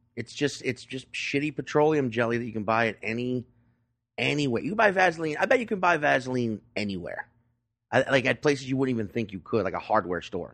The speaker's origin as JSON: {"language": "English", "town": "Chalmette", "region": "Louisiana", "country": "United States", "tie": "born or raised there", "also_born_or_lived": "New Orleans suburbs", "said": "I'm originally from Shalamette, Louisiana, which, if you know your New Orleans, that's, like, the Staten Island"}